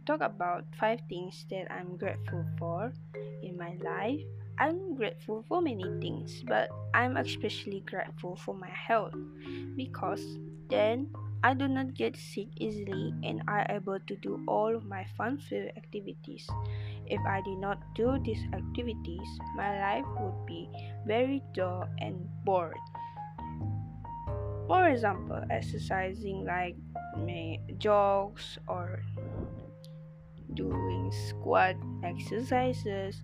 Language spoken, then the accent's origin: English; Sarawak, Malaysia; moved away; meet my family this year and celebrate Christmas Eve together in my hometown in Sarawak.